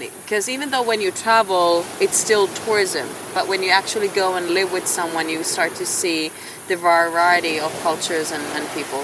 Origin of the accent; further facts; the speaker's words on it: Finland; moved away as an adult; also born or lived in Shanghai, China; now in Puerto Jimenez, Costa Rica; I was born in Finland, and that's what my passport still says. Um, so I was born and raised there by the Russian border